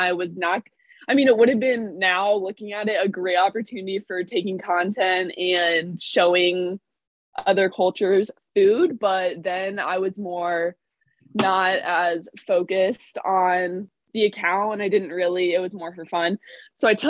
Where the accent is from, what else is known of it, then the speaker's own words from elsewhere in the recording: Indianapolis, Indiana, United States; I'm from Indianapolis